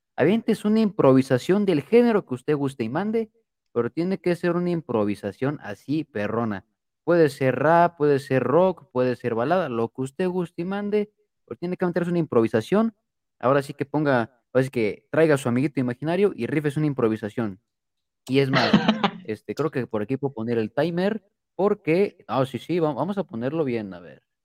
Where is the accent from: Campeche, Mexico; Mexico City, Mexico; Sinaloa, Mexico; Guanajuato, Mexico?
Mexico City, Mexico; soy chilango, por si no sabían. también yo, yo nací en la Ciudad de México